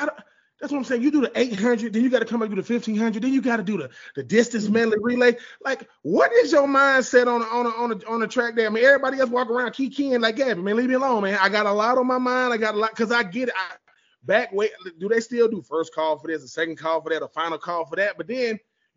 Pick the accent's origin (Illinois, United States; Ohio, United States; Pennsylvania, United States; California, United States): Pennsylvania, United States; Philadelphia; yeah, I'm from PA. I'm from Philly. I'm from Philly and PA.